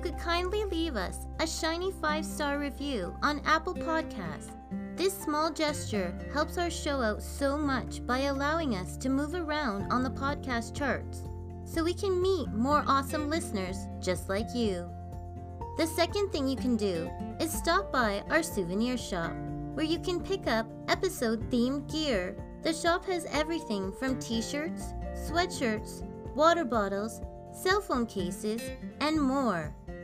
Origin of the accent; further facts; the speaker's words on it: Canada; I'm Canadian Girl